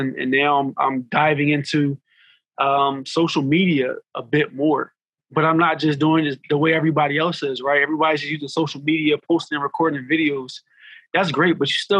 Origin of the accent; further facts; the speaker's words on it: Philadelphia, Pennsylvania, United States; I grew up in a section of North Philly called Logan.